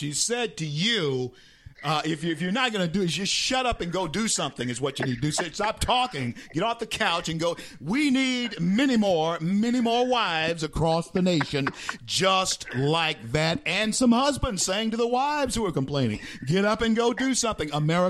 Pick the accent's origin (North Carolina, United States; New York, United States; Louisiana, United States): Louisiana, United States; Shreveport; now in Florida, United States; I'm originally from Shreveport. I live in Florida, but I'm originally from Shreveport, right down the road from you.